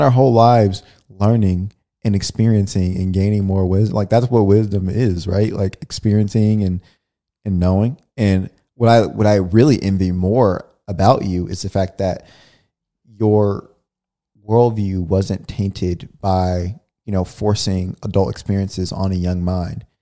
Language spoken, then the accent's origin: English; California, United States; we grew up in California